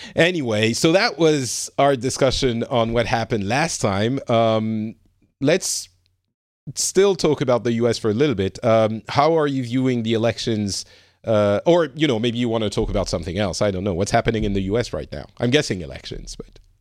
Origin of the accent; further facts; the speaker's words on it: France; I'm from France and from, you know, Europe